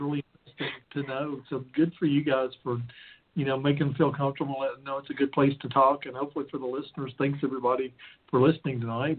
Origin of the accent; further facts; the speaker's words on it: the South, United States; I come from the South